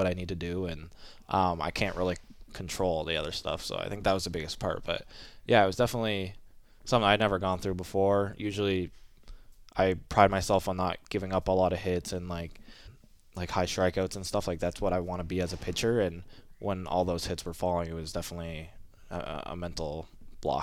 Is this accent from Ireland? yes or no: no; Canada; also born or lived in Kingston, Ontario; I'm Canadian